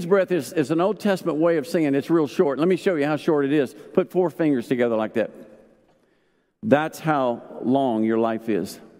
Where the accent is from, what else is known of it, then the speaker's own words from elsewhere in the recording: Arkansas, United States; I grew up in Arkansas